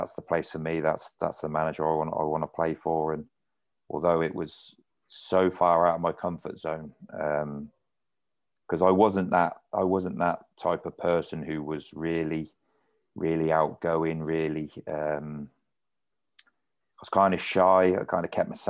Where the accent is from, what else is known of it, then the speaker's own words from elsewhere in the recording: Oxford, South East England, United Kingdom; moved away; It's my hometown club